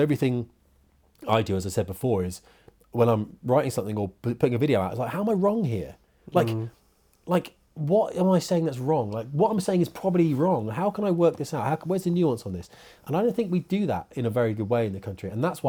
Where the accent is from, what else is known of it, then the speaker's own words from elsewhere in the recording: United Kingdom; I'm a Muslim and I'm British. I want to see British Muslims.